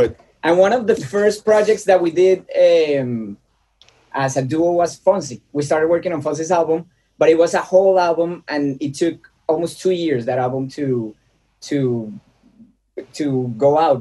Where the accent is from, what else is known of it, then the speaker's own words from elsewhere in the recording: Bogota, Bogotá Capital District, Colombia; moved away as an adult; now in Los Angeles, United States; So I was born in Bogota, Colombia